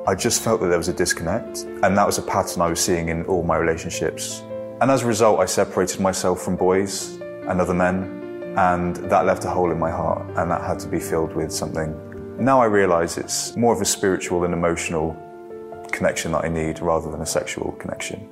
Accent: Devon, South West England, United Kingdom; I'm 29 years old and I'm from Devon

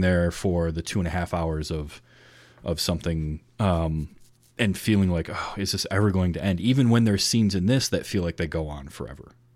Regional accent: northern Michigan, United States; I grew up in the Midwest in northern Michigan.

